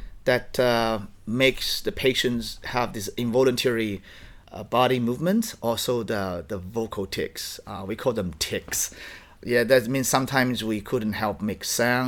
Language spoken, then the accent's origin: English; Dongbei, Liaoning, China; English is a second language; moved away; I was born and raised in Dongbei in the Liaoning province